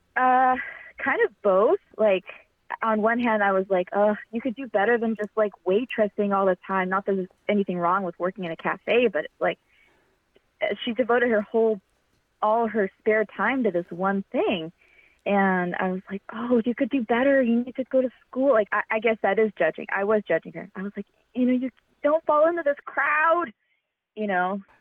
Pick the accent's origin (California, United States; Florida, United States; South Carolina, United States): California, United States; Fremont; I'm from Fremont, and I still live in Fremont